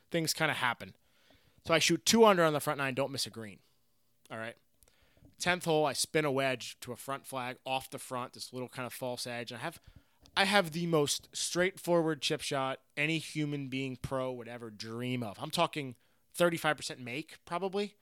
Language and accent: English; South Florida, United States; growing up in South Florida